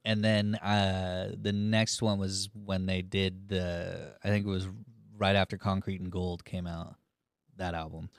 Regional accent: Cushing, Oklahoma, United States; I grew up in Cushing

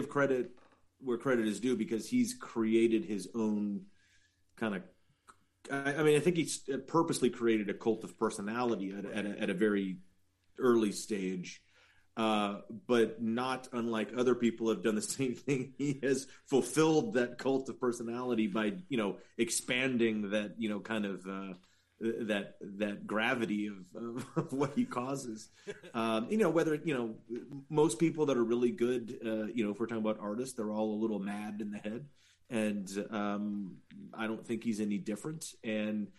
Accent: the Valley, California, United States; I'm from the Valley

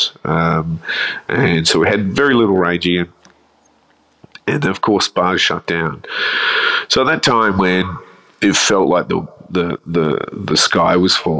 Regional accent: Adelaide, South Australia, Australia; now in Melbourne, Australia; I grew up in Adelaide, so you can never take this out of me.

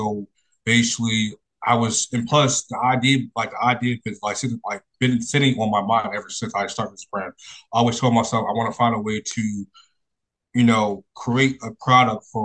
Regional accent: Philadelphia, Pennsylvania, United States; I grew up in Philadelphia, born and raised

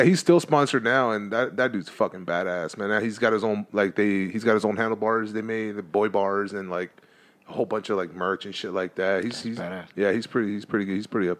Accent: Los Angeles, California, United States; I grew up in East LA, so it was street, always street.

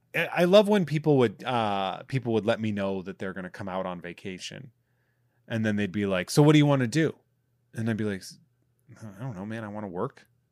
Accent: Massachusetts, United States; moved away; i'm going to my hometown to be with my family

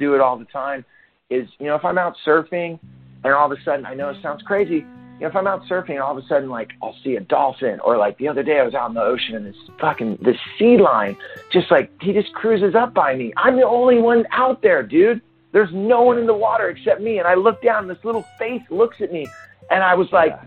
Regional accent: Santa Cruz, California, United States; Santa Cruz, that's my hometown.

